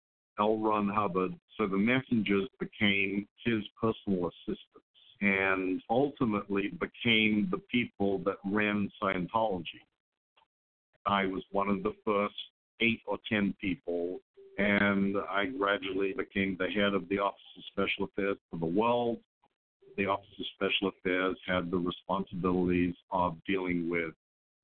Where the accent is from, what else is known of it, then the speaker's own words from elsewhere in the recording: Australia; I grew up in Australia